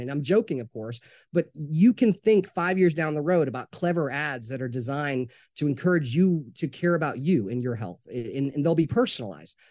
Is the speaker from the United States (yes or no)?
yes; Jonesboro, Arkansas, United States; now in Atlanta, United States; I'm originally from Jonesboro, Arkansas